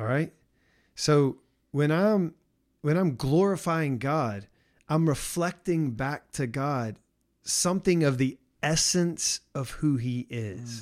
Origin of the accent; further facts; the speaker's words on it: the South, United States; growing up as how I grew up in the South